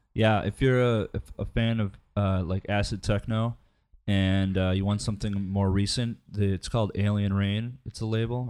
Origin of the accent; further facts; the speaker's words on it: Midwest, United States; I'm from the Midwest